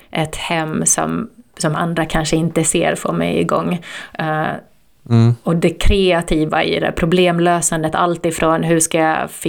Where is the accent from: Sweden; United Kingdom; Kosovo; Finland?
Finland; Turku, Southwest Finland; born there; berättade vilka vi var och att vi är födda i Åbo.